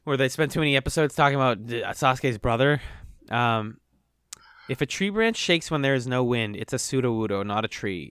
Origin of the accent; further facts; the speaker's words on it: Boston, Massachusetts, United States; Boston, Massachusetts.